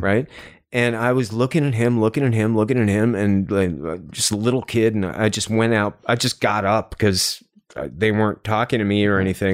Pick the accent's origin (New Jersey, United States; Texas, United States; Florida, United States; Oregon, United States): New Jersey, United States; also born or lived in New York City / Los Angeles; now in Cleveland, United States; I grew up in Jersey